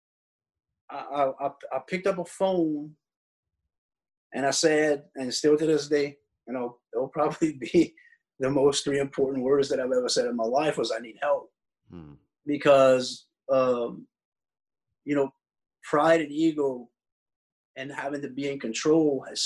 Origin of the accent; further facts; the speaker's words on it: South Louisiana, United States; since I'm a Cajun and I live in South Louisiana